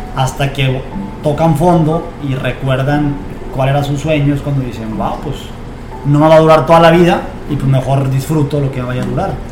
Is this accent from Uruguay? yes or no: no; Zamora, Michoacán, Mexico; now in Tijuana, Mexico; Nací en Zamora, Michoacán y soy futbolista profesional